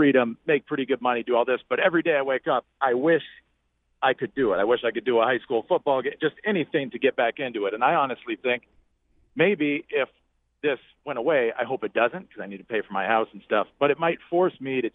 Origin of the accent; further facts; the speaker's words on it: Texas, United States; also born or lived in Oklahoma; I'm from Texas, so all the games are, every high school everywhere is on and big deal